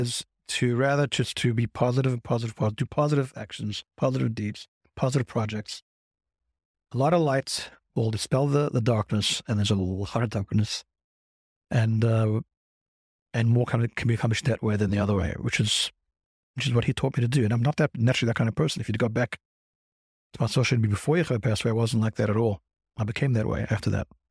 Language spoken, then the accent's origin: English; South Africa; now in Crown Heights, United States; I'm British, no, I'm South African.